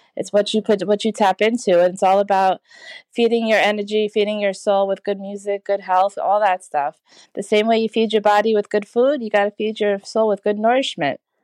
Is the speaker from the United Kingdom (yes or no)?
no; Trinidad & Tobago; I'm from Trinidad